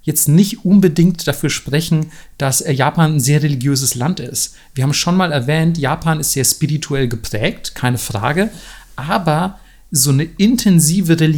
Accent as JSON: {"language": "German", "region": "Southern Germany", "country": "Germany", "said": "gerade da, wo ich herkomme, so aus Süddeutschland, wo du wirklich merkst, so gefühlt würde sich jeder als Christ betiteln und geht wahrscheinlich sogar ein paar Mal in die Kirche im Jahr und so."}